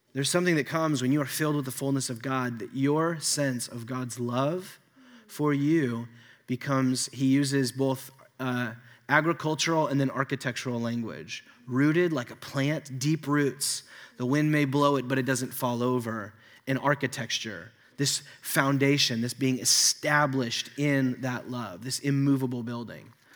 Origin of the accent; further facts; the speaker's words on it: United States; American Christians